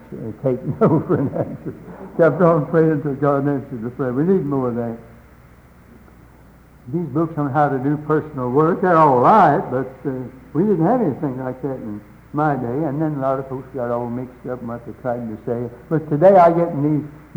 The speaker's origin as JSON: {"language": "English", "town": "Hickory", "region": "North Carolina", "country": "United States", "tie": "born or raised there", "said": "I grew up in Catawba County, North Carolina, Hickory, North Carolina"}